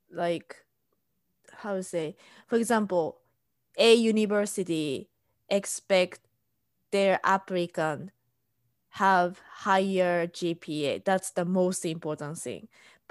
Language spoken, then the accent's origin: English; Japan; English is a second language; moved away as an adult; now in United States; I'm Japanese and I'm living in US.